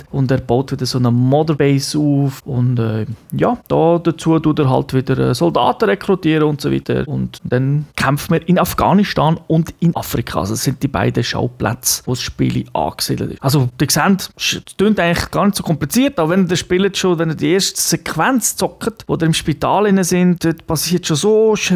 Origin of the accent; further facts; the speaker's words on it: Japan; German is a second language; Ich denke, als Japaner sowieso hat man eine, eine spezielle Beziehung zu Atomwaffen, ähm, weil man es halt tragisch erlebt hat